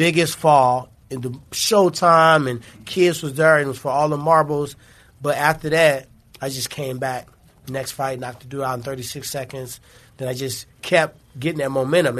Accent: St. Louis, Missouri, United States; I'm from St. Louis

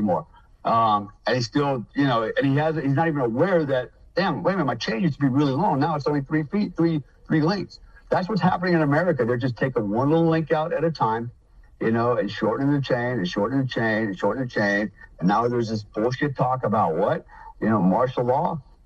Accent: United States; I'm an American, first of all.

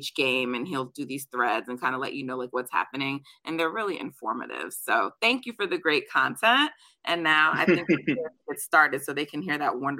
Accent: Jamaica; I'm Jamaican, so we're track people in my family. We loved watching basketball, but like Jamaica's about track and field.

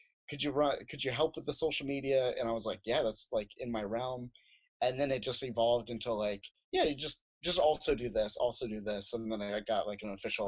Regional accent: Phoenix, Arizona, United States; also born or lived in South Dakota; I was born in South Dakota, and I lived in South Dakota until I was 10, and then I moved to Phoenix for like most of my life

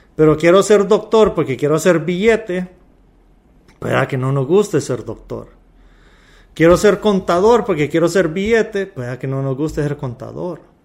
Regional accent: Honduras; Somos hondureños

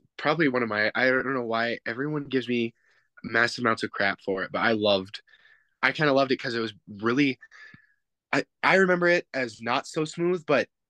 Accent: Spokane, Washington, United States; now in Butte, United States; back in my hometown in Spokane

